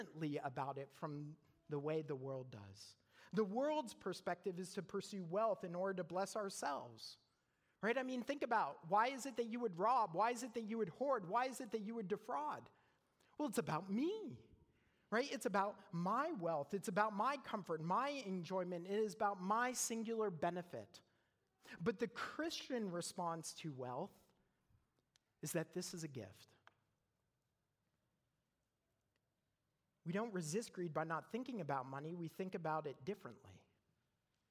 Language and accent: English; Canada; moved away as an adult; now in United States; I'm from Canada.